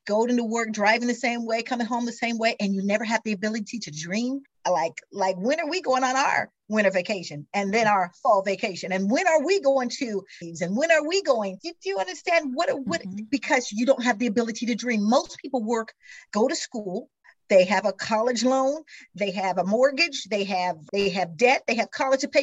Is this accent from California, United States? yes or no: no; Missouri, United States; I am from Missouri originally, grew up in Missouri, the show me state